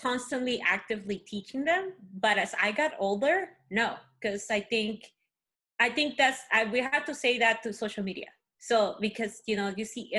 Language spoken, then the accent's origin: English; Peru; first language Spanish; English is a second language; also born or lived in California; now in United States; I'm Peruvian and I'm from Peru